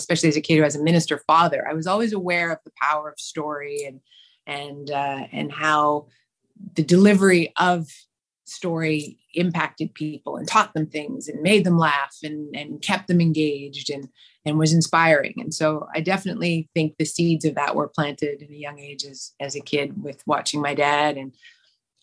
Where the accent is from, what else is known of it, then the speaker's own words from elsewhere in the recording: Canada; also born or lived in Vancouver, British Columbia / Alberta / Saskatchewan; I grew up in small town Saskatchewan and Alberta.